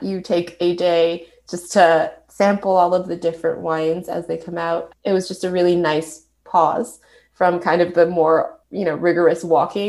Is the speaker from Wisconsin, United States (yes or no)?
no; California, United States; I'm from California